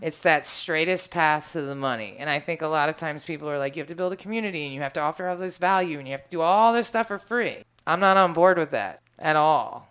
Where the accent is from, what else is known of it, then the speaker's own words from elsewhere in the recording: Washington, District of Columbia, United States; I'm from Washington, D.C., so everybody in my life that I care about is black